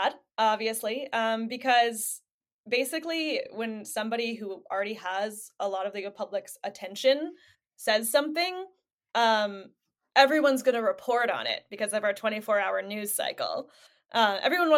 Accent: United States; as an American

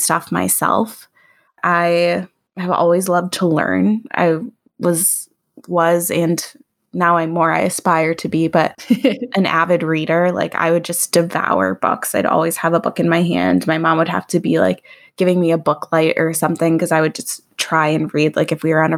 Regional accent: Oak Park, Illinois, United States; I grew up in Oak Park, which is like one suburb west of Chicago, and lived in different parts of Oak Park throughout my childhood

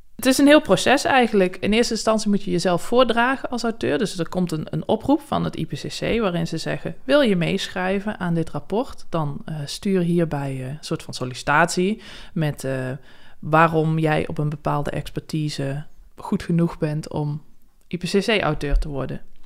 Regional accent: South Limburg, Netherlands; moved away; also born or lived in Wageningen; ik kom uit Zuid-Limburg oorspronkelijk

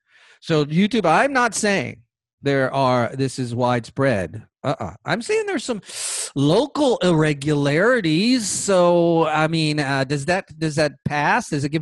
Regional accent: Orange County, California, United States; moved away as an adult; also born or lived in Bay Area, California; now in Georgia, United States; But originally, I was born in California. I was born in Orange County specifically, lived in the Bay Area as a young adult.

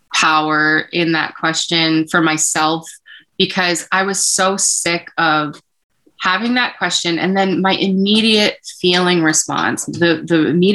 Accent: Massachusetts, United States; we are a Filipino. We're from Massachusetts.

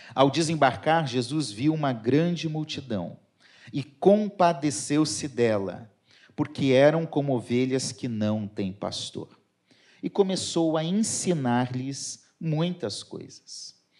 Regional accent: Curitiba, Paraná, Brazil; now in Rio de Janeiro, Brazil; Eu sou curitibano

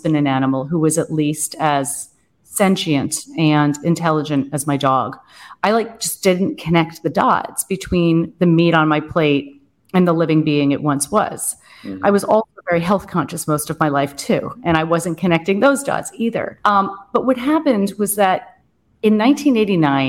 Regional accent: Boston, East Coast, United States; moved away as an adult; now in Germany; I'm American. And yeah, I grew up on the East Coast. Most of my life I was in Boston

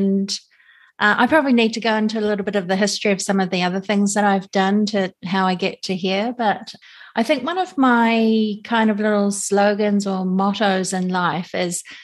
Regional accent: Auckland, New Zealand; now in Japan; we're from New Zealand, so we grew up with wool, definitely. All of us did

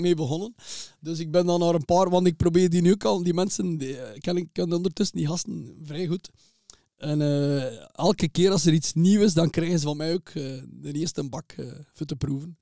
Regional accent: Zottegem, Flanders, Belgium; Ik ben geboren in Zottegem

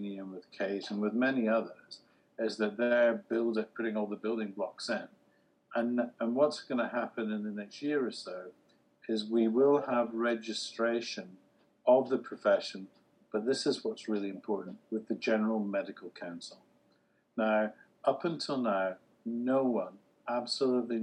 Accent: United Kingdom; I'm the first non-American keynote speaker and I'm British

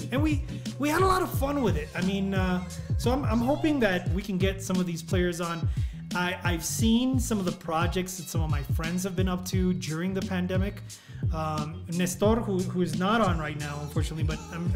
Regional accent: El Paso, Texas, United States; Joe was from El Paso, I was from El Paso, we were from Texas.

